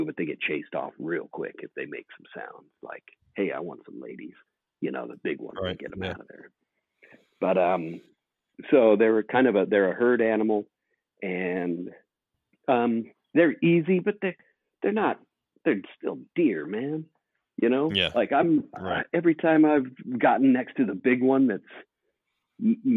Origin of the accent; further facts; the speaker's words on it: Oregon, United States; moved away as an adult; also born or lived in Nebraska; now in Australia; growing up in Oregon